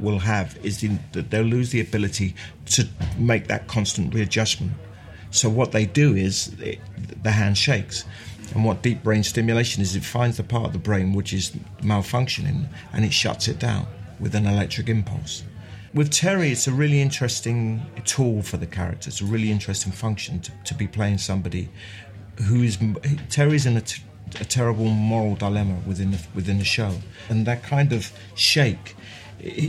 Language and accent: English; London, United Kingdom; also born or lived in Mile End; I was born in Mile End, and we moved to Bethnal Green when I was 4, and I left when I was 28